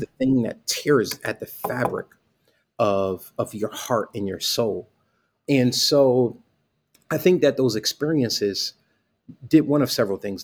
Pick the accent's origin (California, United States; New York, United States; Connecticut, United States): Connecticut, United States; Bridgeport; I grew up in Bridgeport, Connecticut